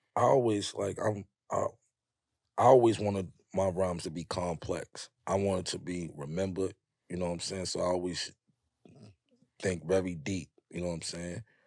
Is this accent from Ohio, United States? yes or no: no; New York City, New York, United States; growing up in Harlem, up on that hill